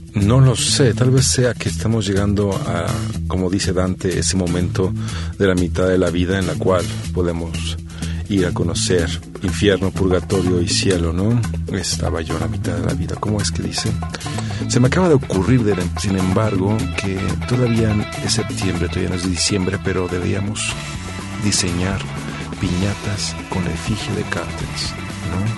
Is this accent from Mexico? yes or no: yes; Mexico; nosotros como mexicanos, como ciudadanos mexicanos